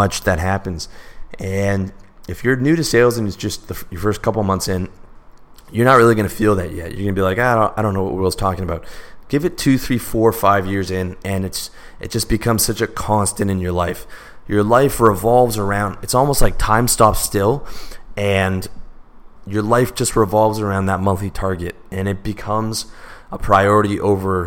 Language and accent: English; Canada; I'm Canadian